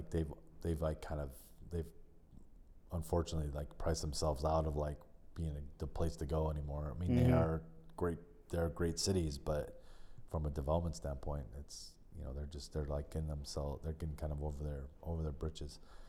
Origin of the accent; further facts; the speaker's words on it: California, United States; born there; I'm such a West Coast guy. I mean, I was born in California, so I'm probably like my DNA probably just like goes Pacific